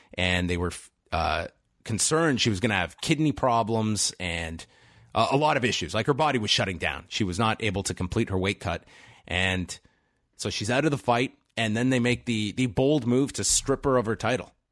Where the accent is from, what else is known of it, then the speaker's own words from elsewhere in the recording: Canada; if you grew up as a Canadian and are around the age of myself and Wei, we're thirty-four